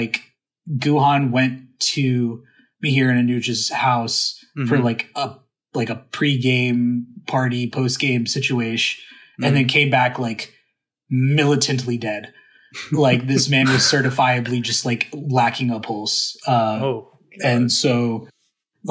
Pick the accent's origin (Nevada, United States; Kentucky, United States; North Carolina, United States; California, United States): North Carolina, United States; My hometown school is UNC